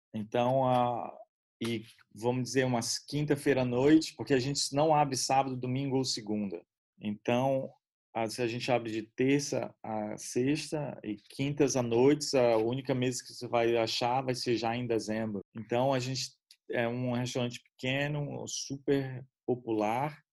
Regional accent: Brazil; moved away

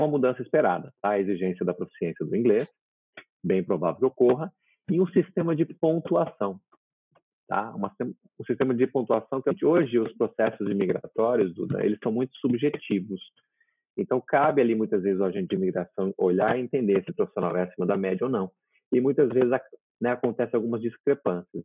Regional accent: Brazil; now in Florida, United States; eu sou brasileiro

